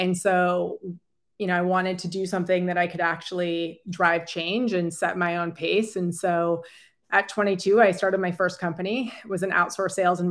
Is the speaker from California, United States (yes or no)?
yes; San Francisco, California, United States; moved away as an adult; also born or lived in Virginia / China; I was born and raised in San Francisco